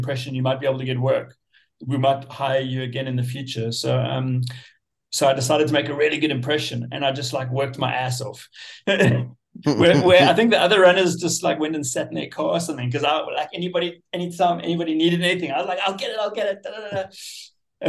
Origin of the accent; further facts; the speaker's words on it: South Africa; moved away as an adult; also born or lived in London, England; I grew up in South Africa, and then I started traveling like a lot of, you know, young surfers do in my 20s